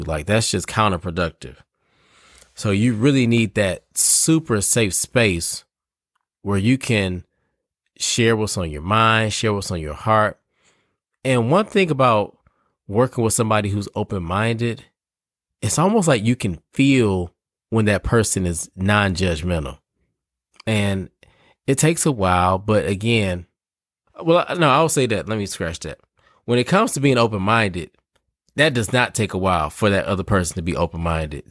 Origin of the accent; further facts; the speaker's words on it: Detroit, Michigan, United States; now in Raleigh, United States; I'm from Detroit